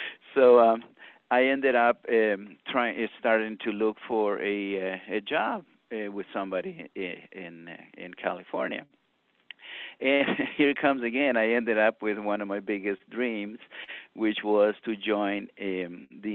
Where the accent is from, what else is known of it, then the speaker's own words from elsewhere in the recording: San Miguel, El Salvador; moved away as an adult; also born or lived in Brazil; I was born and raised in El Salvador in the city of San Miguel